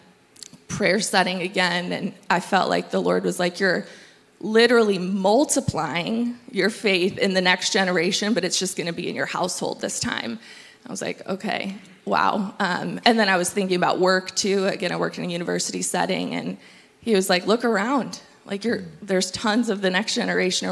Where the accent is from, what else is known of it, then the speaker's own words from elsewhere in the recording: Michigan, United States; moved away as an adult; now in Tri-Cities, United States; We are from Michigan